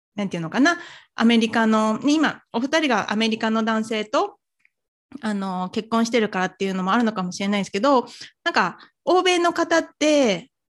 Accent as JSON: {"language": "Japanese", "town": "Nagoya", "region": "Aichi", "country": "Japan", "tie": "born or raised there", "also_born_or_lived": "Kyoto", "said": "私、あのずっとこう、名古屋で育ってきて、まあ、大学は京都行ってましたけど、まあ、基本的にこう、東海圏の育ちでして"}